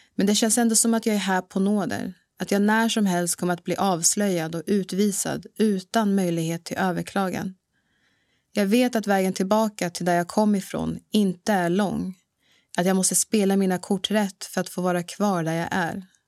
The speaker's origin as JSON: {"language": "Swedish", "town": "Bro", "region": "Stockholm County", "country": "Sweden", "tie": "born or raised there", "also_born_or_lived": "Dar es Salaam, Tanzania", "said": "Bro, en ort norr om Stockholm, där jag är uppvuxen"}